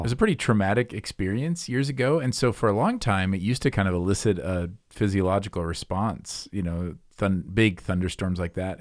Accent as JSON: {"language": "English", "region": "Midwest", "country": "United States", "said": "me being a Midwesterner, like a, a grumbly Midwesterner"}